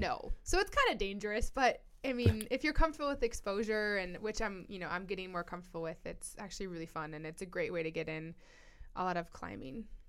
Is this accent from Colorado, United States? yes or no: yes; Colorado, United States; born and raised in Colorado